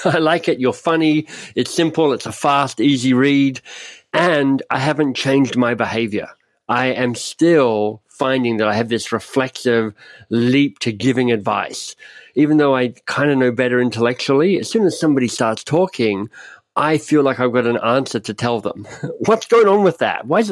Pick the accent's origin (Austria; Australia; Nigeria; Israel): Australia; moved away as an adult; also born or lived in Oxford, United Kingdom; now in Canada; I'm Australian, left Australia almost 30 years ago to be a Rhodes Scholar at Oxford